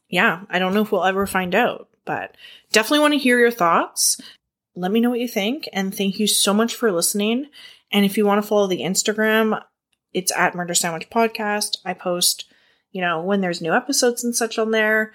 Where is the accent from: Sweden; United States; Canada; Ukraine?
Canada; I'm Canadian